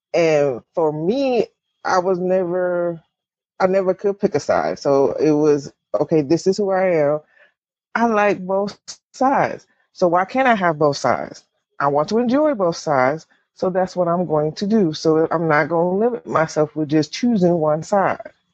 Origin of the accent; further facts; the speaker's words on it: the South, United States; I grew up in the South Baptist